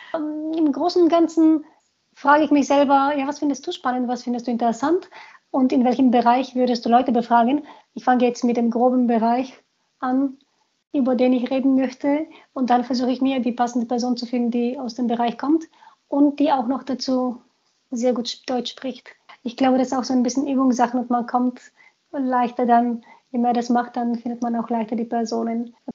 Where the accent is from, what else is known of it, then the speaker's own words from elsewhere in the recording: Sofia, Sofia City, Bulgaria; German is a second language; also born or lived in Munich, Germany; now in Germany; Ich bin ein Großstadtkind. Ich bin in Sofia groß geworden